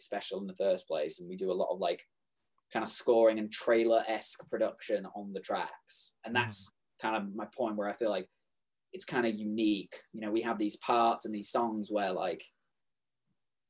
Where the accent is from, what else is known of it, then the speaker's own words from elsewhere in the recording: England, United Kingdom; moved away; I'm English